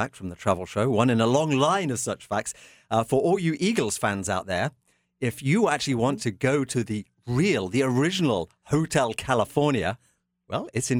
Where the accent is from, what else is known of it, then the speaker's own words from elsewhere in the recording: Canada; I'm proud of it as a Canadian